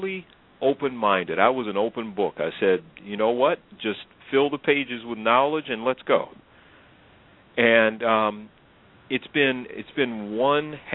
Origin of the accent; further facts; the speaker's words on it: Illinois, United States; I grew up in Illinois, went to school in at a private college in southern Illinois